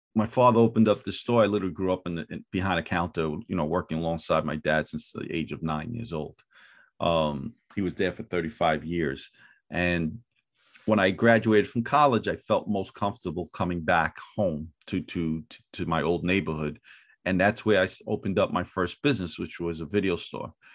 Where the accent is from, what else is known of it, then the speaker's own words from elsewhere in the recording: New York City, New York, United States; I'm originally from Brooklyn, New York, uh, Fort Greene, Brooklyn